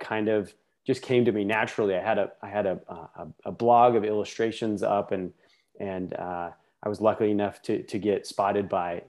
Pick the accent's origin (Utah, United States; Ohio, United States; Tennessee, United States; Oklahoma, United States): Utah, United States; Salt Lake City; moved away as an adult; now in Los Angeles, United States; I grew up in Salt Lake City, Utah.